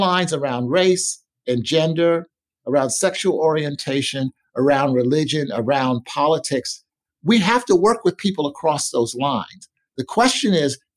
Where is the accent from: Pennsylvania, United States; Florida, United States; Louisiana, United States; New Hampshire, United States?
Pennsylvania, United States; Philadelphia; growing up as a Black child in the inner city of Philadelphia